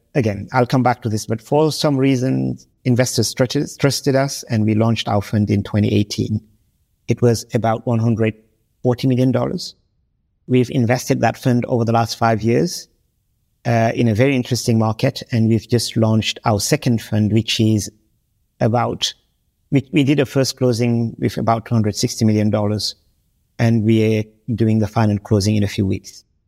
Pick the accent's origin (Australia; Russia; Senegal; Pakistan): Senegal; moved away as an adult; also born or lived in Europe / United States / United Kingdom; I grew up in Senegal, this small, francophone West African country